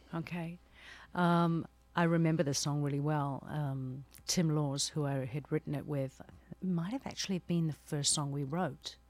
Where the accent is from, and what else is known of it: New Zealand; born or raised there